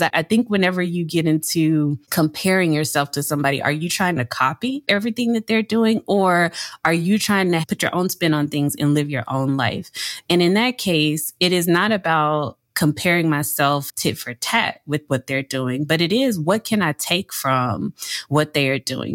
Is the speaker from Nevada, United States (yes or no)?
no; Louisiana, United States; moved away as an adult; also born or lived in New York; I am from Louisiana, born and raised